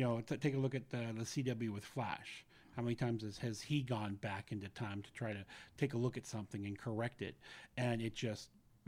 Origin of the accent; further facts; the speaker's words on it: San Francisco, California, United States; Growing up in San Francisco, we had used to live on the Presidio when it was still an Army base.